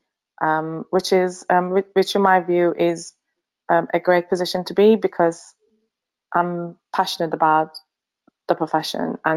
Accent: Finland; moved away as an adult; also born or lived in Sweden / Newcastle, United Kingdom; now in St Albans, United Kingdom; I am originally from Finland and I studied pharmacy in Sweden at Uppsala University.

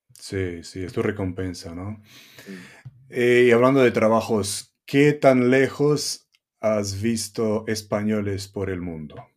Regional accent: Romania; now in Costa Blanca, Spain; Yo de origen rumano, pues llegar a Tegucigalpa en, un, trabajo

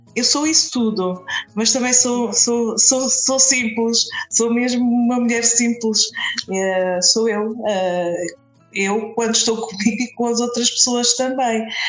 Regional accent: a village near Castelo Branco, Centro, Portugal; eu sou de Castelo Branco, uh, não sou de Castelo Branco, sou de uma aldeia é perto, mas pronto, a cidade onde vivo é em Castelo Branco

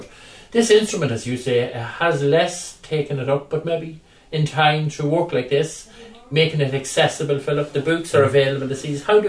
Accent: Butlersbridge, County Cavan, Ireland; Pat McCabe was my influence and tutor when I was growing up in Butlersbridge Hall

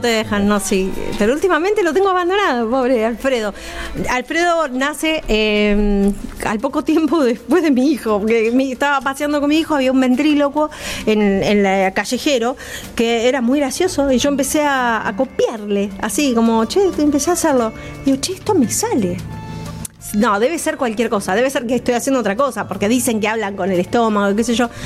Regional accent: Rosario, Santa Fe, Argentina; moved away; yo soy rosarina de origen. igual cuando yo viví todavía no lo había, eh, en Rosario

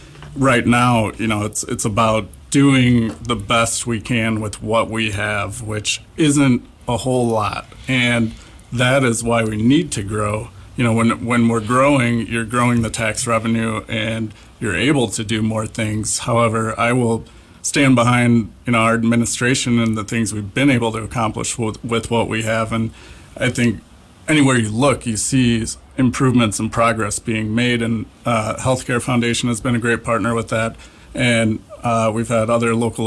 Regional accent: LaPorte, Indiana, United States; I'm from LaPorte. I grew up here

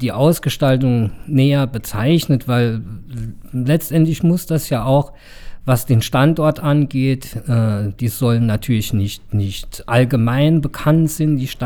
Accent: Saarbrücken, Saarland, Germany; ich bin als Saarbrücker ja lieber in der Presse positiv erwähnt, dass Saarbrücke Mut hat

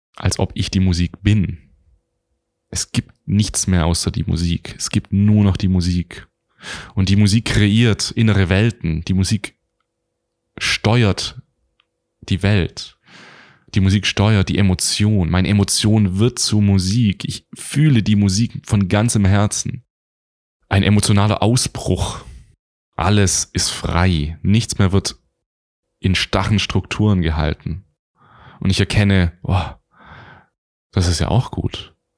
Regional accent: Stuttgart, Baden-Württemberg, Germany; also born or lived in Göppingen; Ich komme aus Deutschland, ich bin in Göppingen geboren, ich bin im Raum Stuttgart aufgewachsen

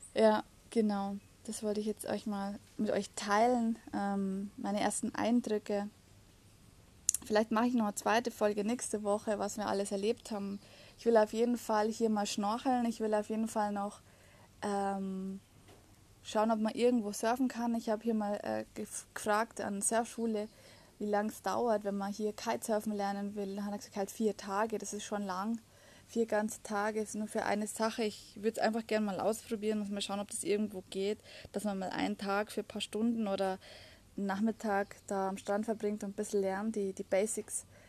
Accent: Germany; bei uns in Deutschland

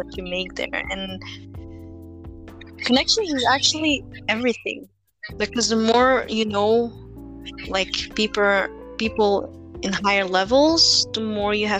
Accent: Philippines; now in Belgium; we come from the Philippines, which, you know, is like a third world country.

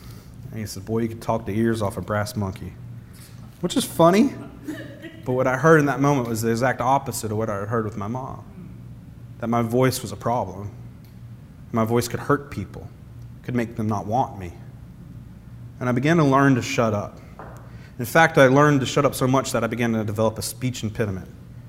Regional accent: the South, United States; as one of my mom's friends, and I'm from the South, but she said, you know, …, he sounds like a Yankee now.

